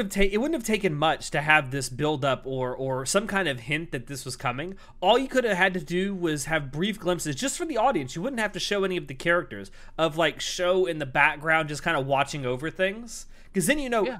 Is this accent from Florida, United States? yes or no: yes; Florida, United States; I'm not from the deep South. I'm from Florida